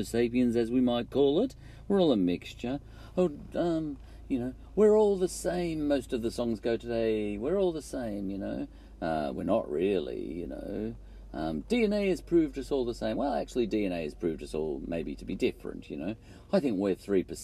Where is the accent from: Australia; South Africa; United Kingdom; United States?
Australia; We're both Aussies